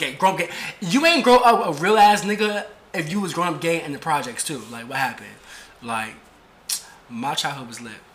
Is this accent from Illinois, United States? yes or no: no; New York City, New York, United States; I grew up in Brooklyn, right? I grew up in the projects